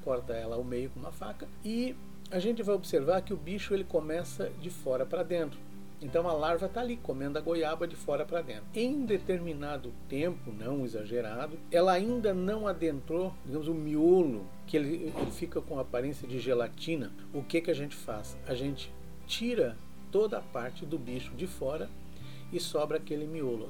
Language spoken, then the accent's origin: Portuguese; Serra Gaúcha, Rio Grande do Sul, Brazil; na região onde eu fui criado, que é a Serra Gaúcha